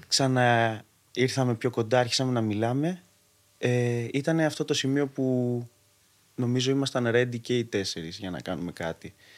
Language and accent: Greek; Athens, Attica, Greece; Γεννήθηκα μεγάλωσα στην Αθήνα